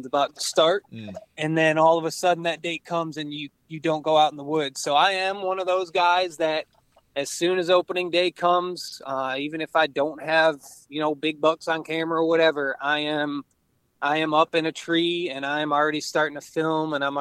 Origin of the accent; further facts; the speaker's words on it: outside of Detroit, Michigan, United States; I grew up outside of Detroit, in a suburb town out there